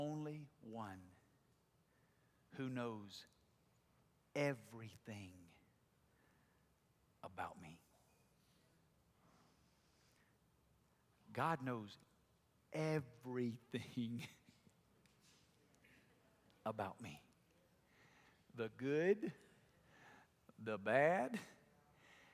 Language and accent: English; Alabama, United States; accent: southern drawl; moved away; I grew up in Alabama, and in Alabama everybody talks like I do or even worse than I do, right? It's the language of where I'm from. We all have this deep, long southern drawl